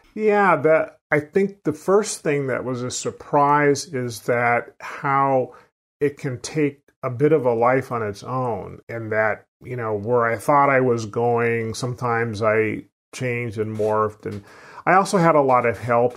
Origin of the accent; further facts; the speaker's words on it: Sacramento, California, United States; I grew up in Sacramento, California